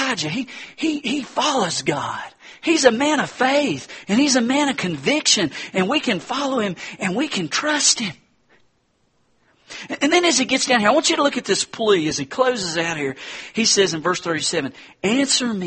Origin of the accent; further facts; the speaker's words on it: Hendersonville, North Carolina, United States; my hometown, Harrisonville, North Carolina